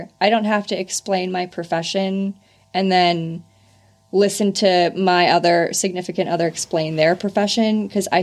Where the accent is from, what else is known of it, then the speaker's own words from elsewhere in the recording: California, United States; moved away; From California